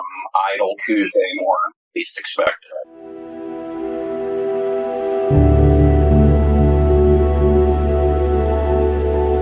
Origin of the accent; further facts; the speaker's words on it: Mount Vernon, New York, United States; I grew up in Mount Vernon, New York